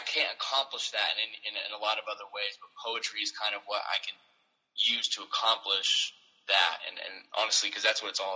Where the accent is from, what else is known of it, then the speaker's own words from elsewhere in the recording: Indiana, United States; performing more often, at local churches and stuff, or camps and things like that in my hometown in Indiana